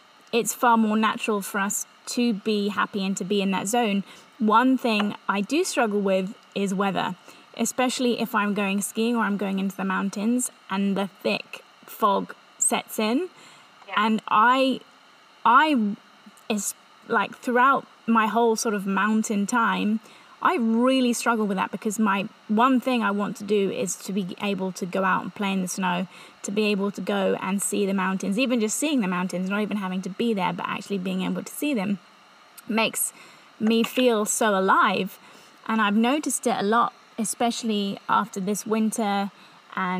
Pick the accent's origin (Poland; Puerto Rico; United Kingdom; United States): United Kingdom; England; accent: English; moved away as an adult; also born or lived in Revelstoke, Canada / Whistler, Canada; I'm English, in case you didn't get the accent